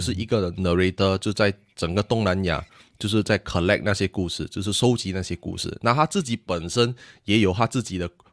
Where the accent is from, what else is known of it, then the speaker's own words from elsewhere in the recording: Singapore; 我们是来自新加坡，比较， 比较多人讲英文